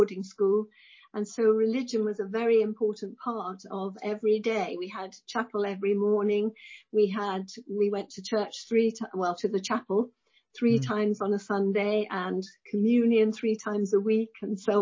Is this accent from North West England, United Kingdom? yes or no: yes; West Kirby, North West England, United Kingdom; I came from a place called West Kirby, which is on the Wirral, very near to Liverpool. So I was a Scouser, really.